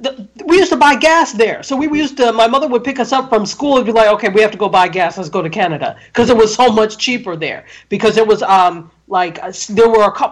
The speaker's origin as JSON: {"language": "English", "town": "Buffalo", "region": "New York", "country": "United States", "tie": "born or raised there", "also_born_or_lived": "Ann Arbor, Michigan", "said": "So we ended up moving to Buffalo. So for the most part, I grew up there."}